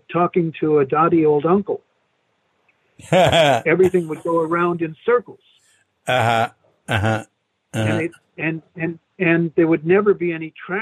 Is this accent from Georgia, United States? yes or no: no; New York, United States; moved away; also born or lived in San Francisco; I grew up in New York